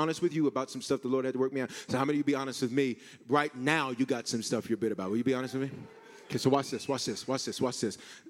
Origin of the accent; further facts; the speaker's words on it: Aurora, Colorado, United States; I grew up in Park Hill. Well, you say Selma. I grew up in South Aurora.